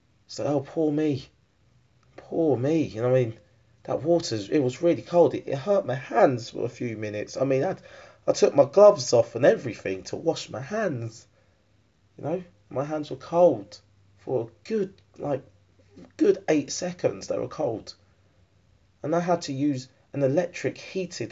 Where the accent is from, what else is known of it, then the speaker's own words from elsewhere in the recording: Harlow, East of England, United Kingdom; Harlow, my hometown.